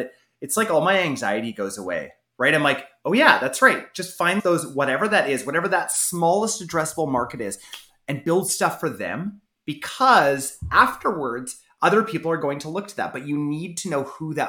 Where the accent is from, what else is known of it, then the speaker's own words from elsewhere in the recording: Canada; I'm Canadian